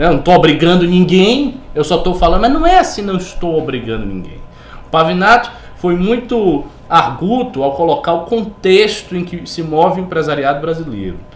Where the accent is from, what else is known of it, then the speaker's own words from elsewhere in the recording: Bahia, Brazil; lá na Bahia, por exemplo, de onde eu sou